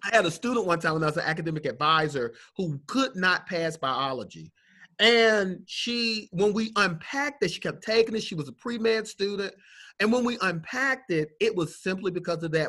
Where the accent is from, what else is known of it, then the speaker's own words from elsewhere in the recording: Atlanta, Georgia, United States; I'm from Atlanta